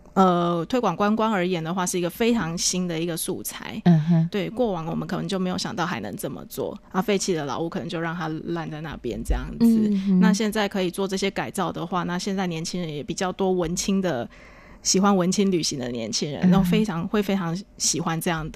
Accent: Tainan, Taiwan; moved away; 我本身是台诶南部出生嘛，在台南，在台南

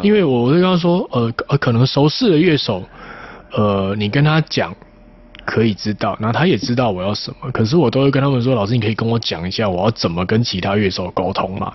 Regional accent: Tainan, Taiwan; 我台南人，出生在台南一个蛮乡下的地方

